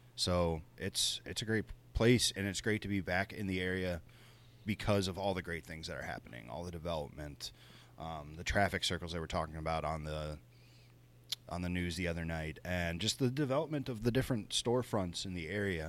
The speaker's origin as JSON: {"language": "English", "area": "Cajun", "region": "Louisiana", "country": "United States", "tie": "born or raised there", "also_born_or_lived": "the South", "moved": "yes", "lives_now": "Buffalo, United States", "said": "I'm Cajun by birth, and I lived in the South for a long time"}